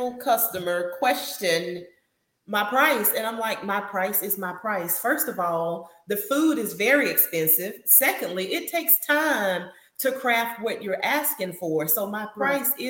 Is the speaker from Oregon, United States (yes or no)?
no; Newberry, South Carolina, United States; born or raised there; now in Columbia, United States